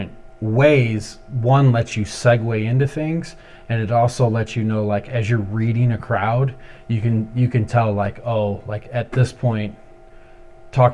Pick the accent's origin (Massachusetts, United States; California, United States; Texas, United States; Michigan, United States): Michigan, United States; Ypsilanti; also born or lived in Ann Arbor, Michigan; I'm originally from Ypsilanti, Michigan, and I spent a lot of time in Ypsi and Ann Arbor